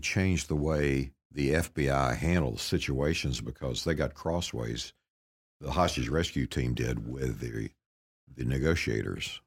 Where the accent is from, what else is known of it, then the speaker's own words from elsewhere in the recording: Paris, Texas, United States; my hometown up in Northeast Texas where my sister was a teacher